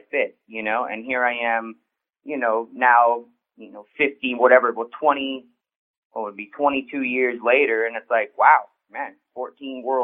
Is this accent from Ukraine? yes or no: no; Edmonton, Alberta, Canada; growing up in Canada, and especially Edmonton, Alberta